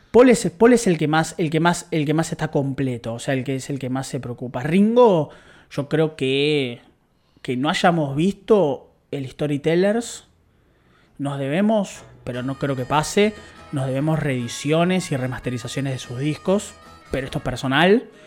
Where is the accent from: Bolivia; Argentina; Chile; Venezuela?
Argentina; Buenos Aires; yo soy de capital